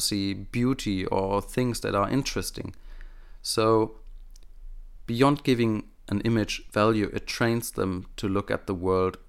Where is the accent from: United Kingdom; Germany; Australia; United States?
Germany; accent: German; first language German; English is a second language; my native German speaking skills